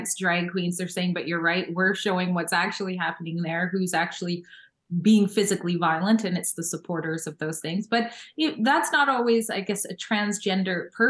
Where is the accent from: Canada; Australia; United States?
Canada; I'm a Canadian woman.